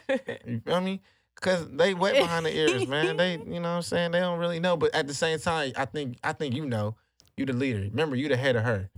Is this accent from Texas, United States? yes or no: yes; Houston, Texas, United States; accent: Houston; I got that Houston accent out, dude.